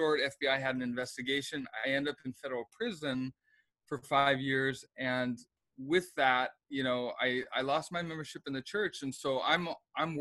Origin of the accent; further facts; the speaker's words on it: Seattle, Washington, United States; moved away as an adult; also born or lived in Provo, Utah; I was raised in Seattle, Washington